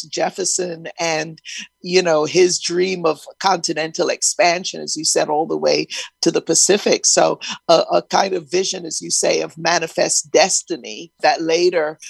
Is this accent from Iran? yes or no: no; Barbados; I'm from Barbados